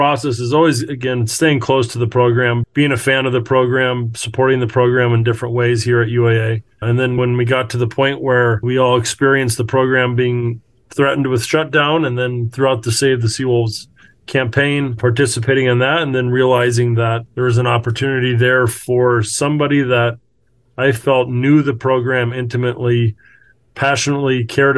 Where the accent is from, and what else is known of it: Alaska, United States; born or raised there